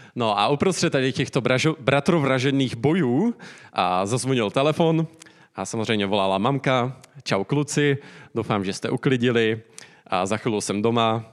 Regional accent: Czechia

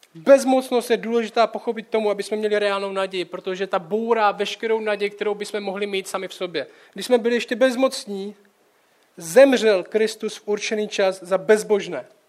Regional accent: Czechia; jako Čech

